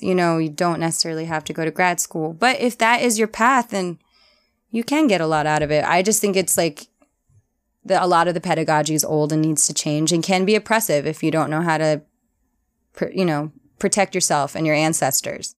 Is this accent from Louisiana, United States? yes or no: yes; New Orleans, Louisiana, United States; moved away as an adult; also born or lived in New Haven